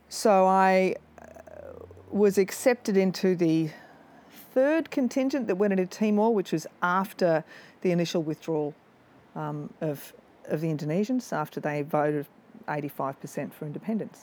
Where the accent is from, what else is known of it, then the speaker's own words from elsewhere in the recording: South Coast, New South Wales, Australia; I grew up on the South Coast, New South Wales, and I joined the AFP in 1990.